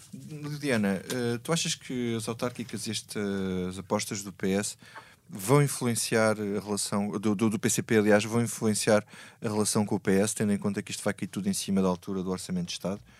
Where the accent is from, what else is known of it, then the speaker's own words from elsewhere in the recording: Grândola, Alentejo, Portugal; eu, na minha terra, eu sou de Grândola